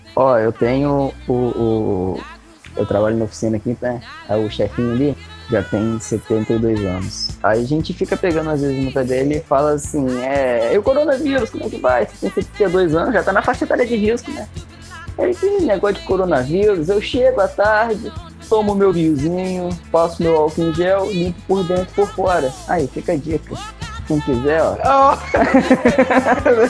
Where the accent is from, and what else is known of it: Brazil